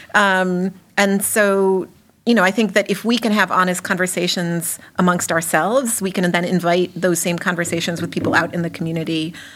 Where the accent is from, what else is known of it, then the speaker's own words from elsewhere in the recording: Mexico; moved away as an adult; also born or lived in Massachusetts, United States; now in Worcester, United States; I'm an immigrant from Mexico. I did not come here until I was an adult, although I spent a little bit of my childhood here, but then I went back